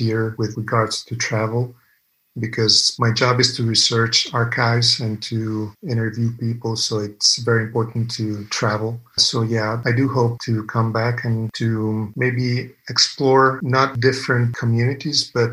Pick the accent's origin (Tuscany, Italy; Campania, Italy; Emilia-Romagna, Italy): Emilia-Romagna, Italy; I come from Emilia-Romagna, which today is one of the richest regions in the country